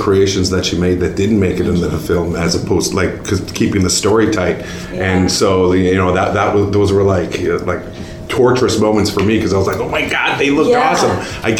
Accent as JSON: {"language": "English", "town": "Vancouver", "region": "British Columbia", "country": "Canada", "said": "It's a testament to, we're all from Vancouver."}